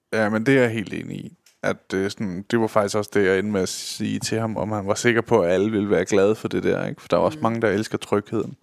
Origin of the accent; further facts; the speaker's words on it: Denmark; som danskere